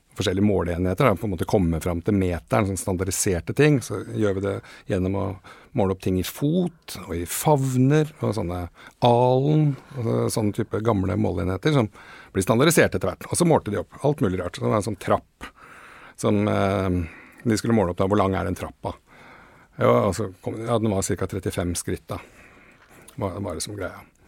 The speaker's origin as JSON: {"language": "Norwegian", "town": "Åsgårdstrand", "region": "Vestfold", "country": "Norway", "tie": "born or raised there", "said": "Nå kom vi fra Åsgårdstranda, så vi trengte jo bare løpe ned til stranda"}